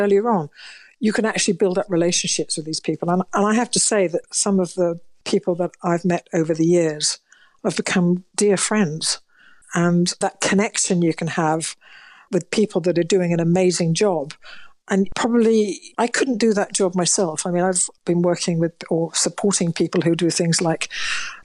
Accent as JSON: {"language": "English", "town": "Manchester", "region": "North West England", "country": "United Kingdom", "tie": "born or raised there", "moved": "yes", "lives_now": "Bath, United Kingdom", "said": "I was born in Manchester and, you know, I'm now living in Bath."}